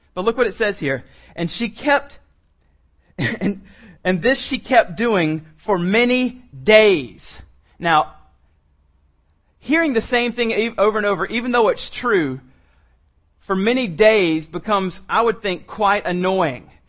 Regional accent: the South, United States; I'm from the South

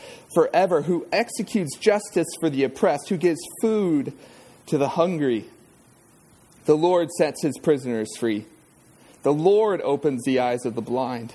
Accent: Southern California, United States; I grew up in Southern California

